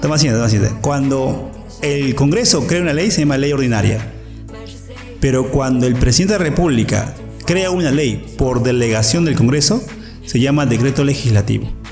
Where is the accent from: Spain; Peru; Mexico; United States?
Peru; ahora somos más, más peruanos